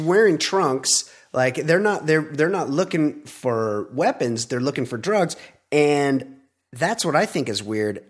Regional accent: California, United States; I'm a California guy

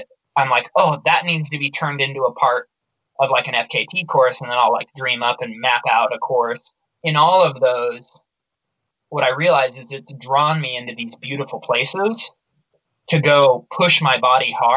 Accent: Baker City, Oregon, United States; my hometown, Baker City

